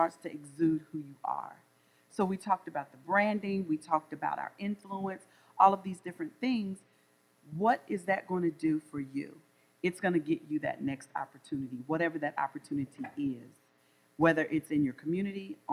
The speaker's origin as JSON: {"language": "English", "region": "the South", "country": "United States", "also_born_or_lived": "North Carolina", "accent": "Southern drawl", "said": "I'm from the South, so I know I have a Southern drawl"}